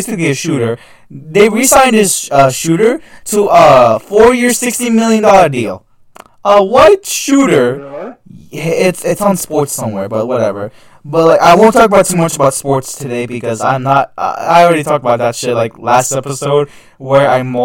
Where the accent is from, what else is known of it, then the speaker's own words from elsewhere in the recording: Canada; As a Canadian